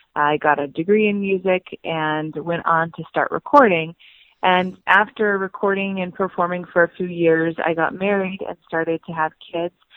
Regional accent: Wisconsin, United States; also born or lived in Utah; now in Salt Lake City, United States; I grew up in Wisconsin

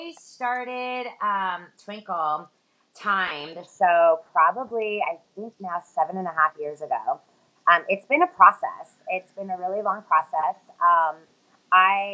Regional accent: Los Angeles, California, United States; I'm from Los Angeles.

